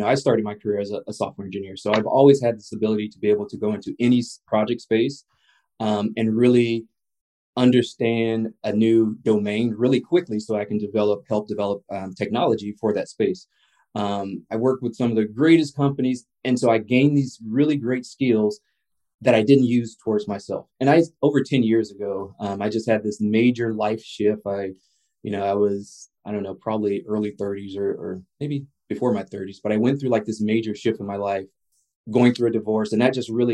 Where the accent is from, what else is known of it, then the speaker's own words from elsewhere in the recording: the South, United States; a Black male human growing up in the South